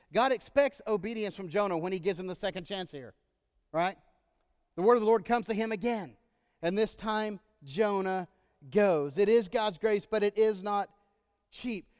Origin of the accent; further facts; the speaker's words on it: Texas, United States; moved away; I'm from Texas, our home state